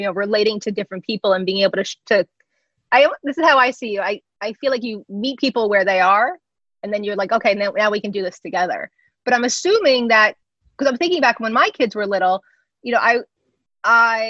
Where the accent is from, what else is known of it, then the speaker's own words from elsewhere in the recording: New Jersey, United States; I grew up in New Jersey